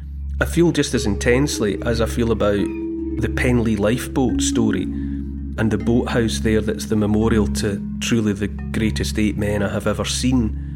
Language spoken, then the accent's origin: English; Dumfries, Scotland, United Kingdom; I grew up in Dumfries, which is in southwest Scotland. It's only 20-odd miles from Carlisle, which is in England.